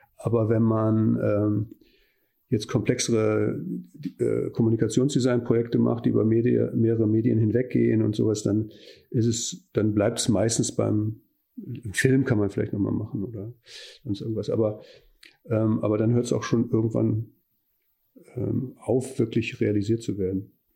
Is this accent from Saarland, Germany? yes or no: no; Neuss, North Rhine-Westphalia, Germany; moved away as an adult; now in Hamburg, Germany; Ich komme aber aus dem Rheinland. Ich bin Neusser, insofern linksrheinisch